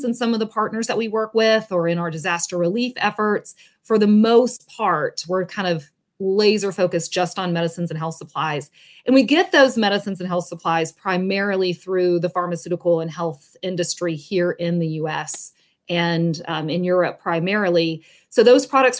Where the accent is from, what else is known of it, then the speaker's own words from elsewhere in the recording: Atlanta, Georgia, United States; moved away as an adult; now in Tampa, United States; I grew up in the Atlanta area. I now live in Tampa, Florida.